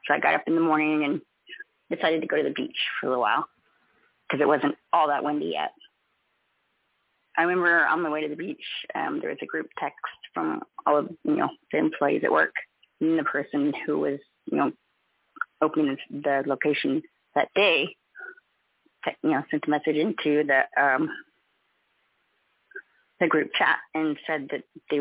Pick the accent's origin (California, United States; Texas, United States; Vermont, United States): California, United States; now in Lahaina, United States; being born and raised in California